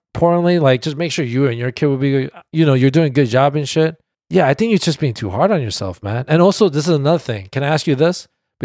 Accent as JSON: {"language": "English", "country": "South Korea", "tie": "born there", "said": "And like, I was born in Korea."}